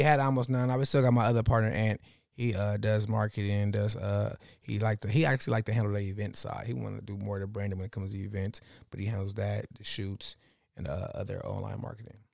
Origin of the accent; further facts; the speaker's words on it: Los Angeles, California, United States; I grew up in, like, fifty percent in the jungles and fifty percent in West L